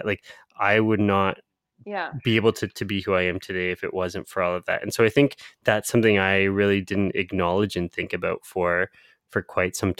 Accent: London, Ontario, Canada; now in Ottawa, Canada; when I say London, so London's my hometown. It's about like half the size of Ottawa, which is where both Priya and I live now.

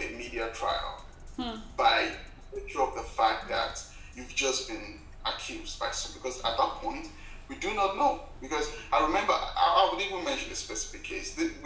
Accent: Nigeria; as a young man growing up in Nigeria

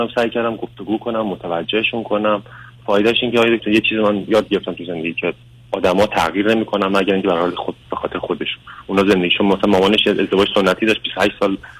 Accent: Iran; moved away as an adult; also born or lived in Tehran, Iran / Turkey; now in United States; من بچه دوم یه خانواده هم توی شهرستان بزرگ شدم

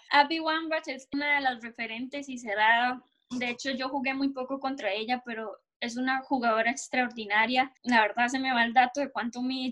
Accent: Bahía Ballena, Puntarenas, Costa Rica; now in France; yo soy de un pueblo que se llama Bahía Ballena, está cerca de, Pérez de León. Bueno, vivo ahí toda mi vida, mi mamá es de ahí

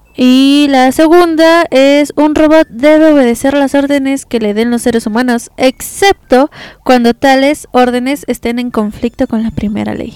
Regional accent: Mexico; nosotros como mexicanos

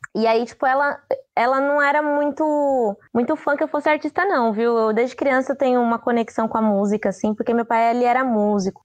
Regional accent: São Paulo, Brazil; also born or lived in Juazeiro, Bahia / Curaçá, Bahia; eu vim criança, né? para São Paulo. Tanto que, assim, eu ainda tenho um pouco do dialeto de casa, né? Falo algumas coisas que é muito de casa mesmo, mas o, o sotaque é muito daqui, porque eu acabei crescendo aqui, né?

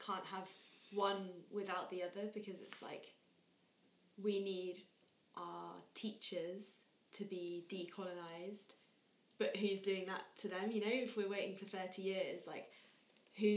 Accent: South West England, United Kingdom; returning to being Cornish

